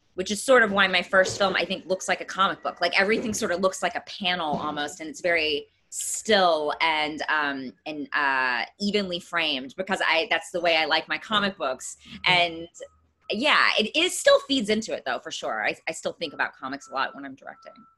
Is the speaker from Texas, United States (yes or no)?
yes; East Texas, United States; moved away; I'm from East Texas